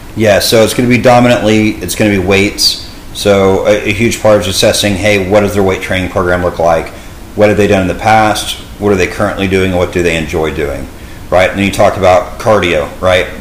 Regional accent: Dallas, Texas, United States; born and raised in the Dallas area

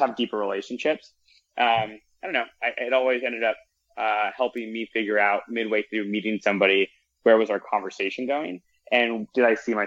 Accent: Southern California, United States; moved away as an adult; also born or lived in Ithaca, New York; I grew up in Southern California.

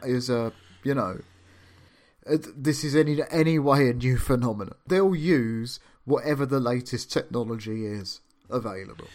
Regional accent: London, United Kingdom; also born or lived in Camden; I was born in Islington

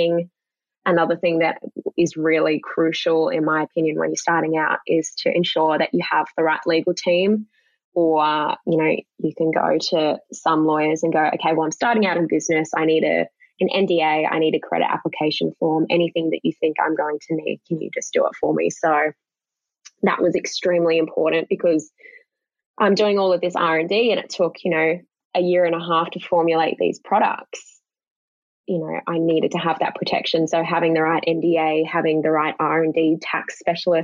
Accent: Australia; I'm an Australian woman

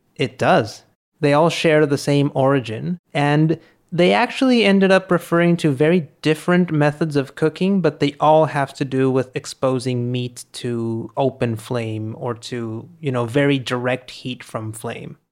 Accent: Monterrey, Nuevo León, Mexico; We're recording this in Monterrey, in my hometown

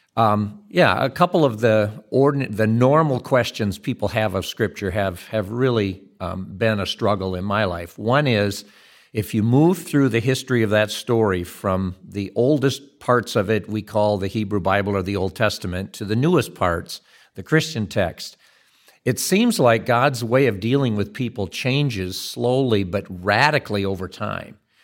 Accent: Dutton, Michigan, United States; where I grew up over in Dutton, Michigan, and see what's left of the family farm there

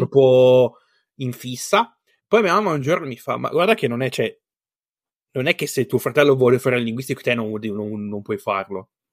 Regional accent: Bassa Vercellese, Piedmont, Italy; moved away as an adult; now in Finland; io sono della bassa Vercellese

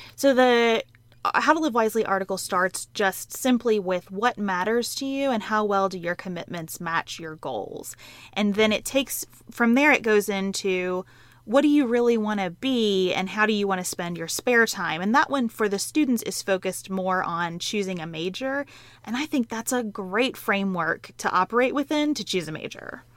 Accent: Western Kentucky, United States; who grew up on a dairy farm in Western Kentucky

